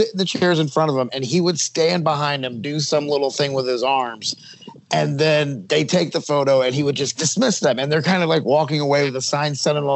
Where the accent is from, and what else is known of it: United States